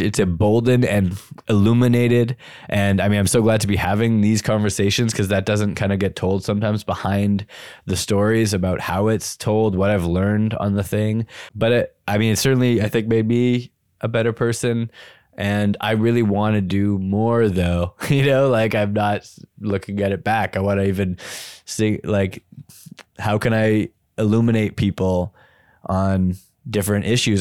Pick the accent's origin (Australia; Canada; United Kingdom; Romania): Canada; I'm Canadian